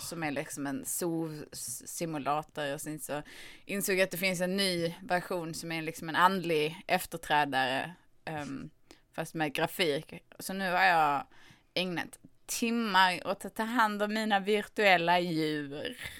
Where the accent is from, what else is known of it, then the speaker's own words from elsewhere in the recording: Skåne, Sweden; Jag kommer från Skåne